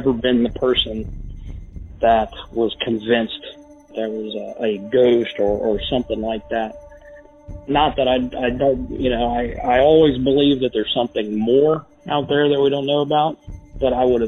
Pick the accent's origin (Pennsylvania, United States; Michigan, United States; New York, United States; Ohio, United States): Ohio, United States; Clermont County; I grew up in Claremont County